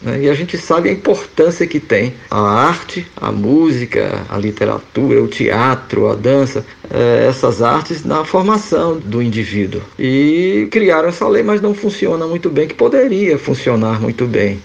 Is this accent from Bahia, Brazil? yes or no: yes; Feira de Santana, Bahia, Brazil; also born or lived in Salvador; Conservatório de Música na cidade de Feira de Santana, onde nasci